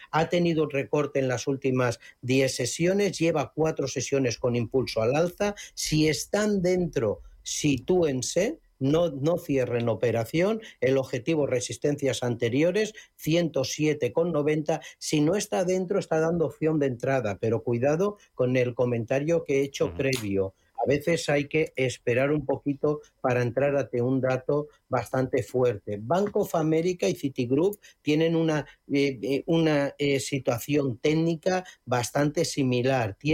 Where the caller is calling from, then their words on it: Madrid, Community of Madrid, Spain; Buenos días … quería preguntar por Grifols.